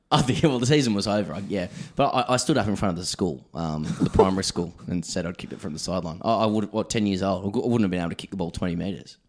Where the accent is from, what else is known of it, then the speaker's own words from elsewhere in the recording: Sydney, New South Wales, Australia; I grew up in Ryde, you know, in Sydney